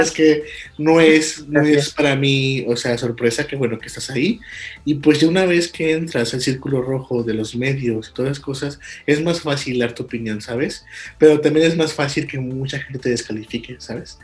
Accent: Guanajuato, Mexico; somos de Guanajuato Capital

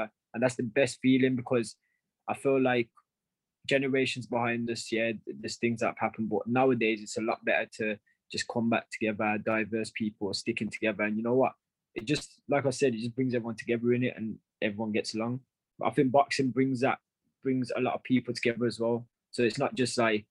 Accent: Wolverhampton, West Midlands, United Kingdom; I'm from Wolverhampton

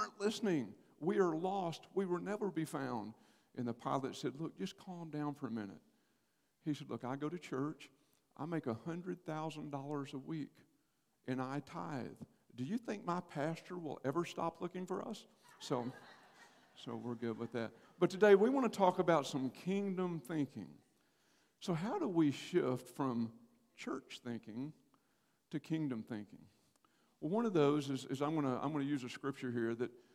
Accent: Paris, Texas, United States; moved away as an adult; also born or lived in College Station, Texas / Cincinnati, Ohio; I was born and raised in Paris, Texas

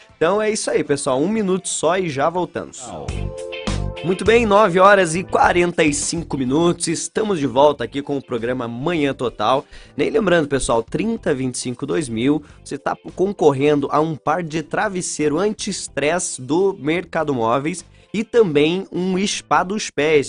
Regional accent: São Mateus do Sul, Paraná, Brazil; eu sou de São Mateus do Sul, o pessoal me chamava de polaco arçado

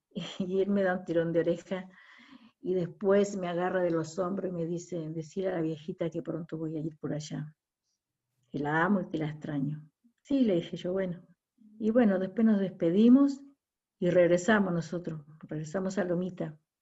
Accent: Mechita, Buenos Aires Province, Argentina; acá en mi pueblo, acá en Mechita

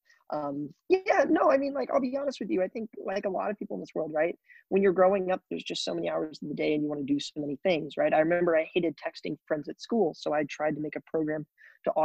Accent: Springfield, Missouri, United States; I typically tell people that I am from Missouri. So I grew up in a small town in Springfield, Missouri

